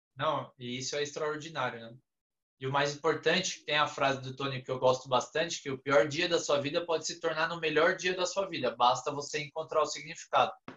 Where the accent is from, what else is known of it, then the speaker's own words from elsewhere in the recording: São Paulo, Brazil; lá de Pirituba, de onde eu sou